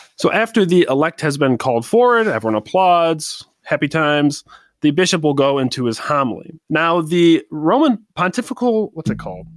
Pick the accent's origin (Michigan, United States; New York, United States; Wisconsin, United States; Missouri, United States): Michigan, United States; Saginaw; moved away as an adult; also born or lived in Saint Paul, Minnesota / Chicago, Illinois; I'm from Saginaw, Michigan